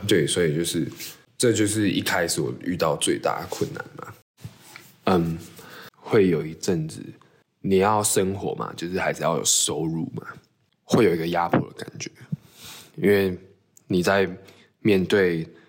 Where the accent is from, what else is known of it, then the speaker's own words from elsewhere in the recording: Tainan, Taiwan; 我老家住安平嘛，然后我以前念书的时候，我就是会从市区一直往安平去，那安平就靠海